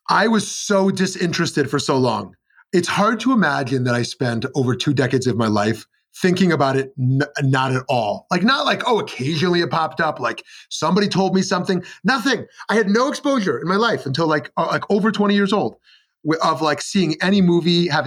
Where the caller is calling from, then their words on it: Scottsdale, Arizona, United States; I'm in Scottsdale, Arizona.